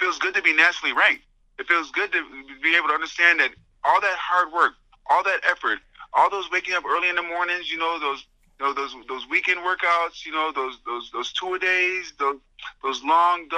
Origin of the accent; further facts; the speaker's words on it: Syracuse, New York, United States; having been born and raised in Syracuse and growing up here